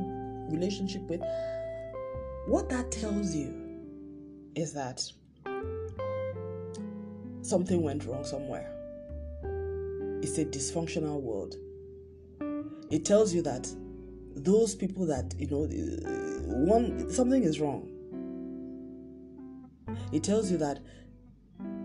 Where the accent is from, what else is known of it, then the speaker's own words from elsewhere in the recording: Nigeria; also born or lived in Lagos, Nigeria; I'm recording from Lagos, Nigeria.